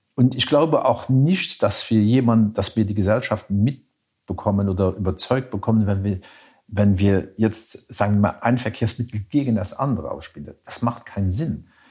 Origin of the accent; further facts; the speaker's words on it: Luxembourg City, Luxembourg; die Hauptstadt, meine Stadt, wo ich geboren bin, wo ich mein ganzes Leben gelebt habe